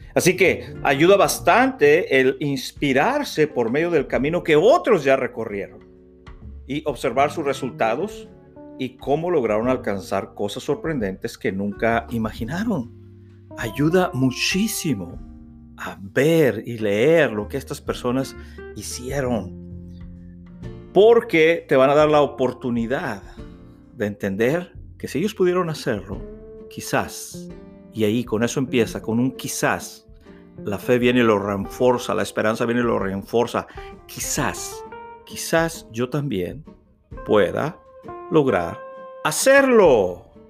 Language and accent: Spanish; Reynosa, Tamaulipas, Mexico; La ciudad de Reynosa, Tamaulipas, México es mi ciudad natal, es donde nací el 22 de julio de 1966.